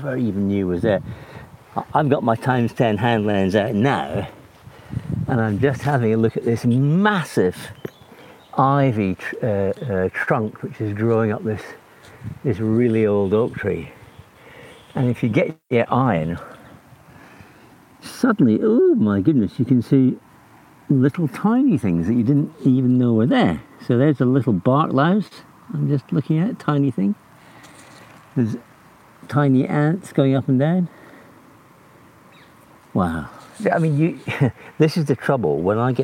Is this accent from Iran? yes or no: no; Scotland, United Kingdom; moved away; also born or lived in Oxfordshire; as a boy growing up in Scotland